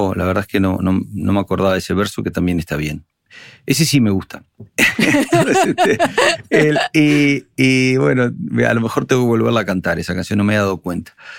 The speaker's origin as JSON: {"language": "Spanish", "region": "Montevideo", "country": "Uruguay", "tie": "born or raised there", "accent": "Uruguayan", "moved": "as an adult", "lives_now": "Spain", "said": "Evidentemente yo nací en Uruguay, pero mi padre nació en Berlín y mi abuelo del otro lado nació en, Asturias, entonces, y mi hijo nació en Madrid, eh, ¿sabes? Entonces es como... Eh, y a la, vez, a la vez no puedo ser más uruguayo. Mira, Cristina, llevo 30 años, eh, llevo 27 años viviendo en España y todavía tengo acento uruguayo, toco la guitarra como un uruguayo, veo el mundo como un montevidean"}